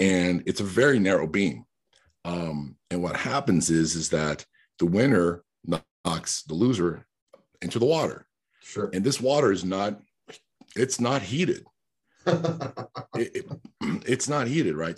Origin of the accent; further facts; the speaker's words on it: New York, United States; English is a second language; I'm a New Yorker because I spent my formative years in New York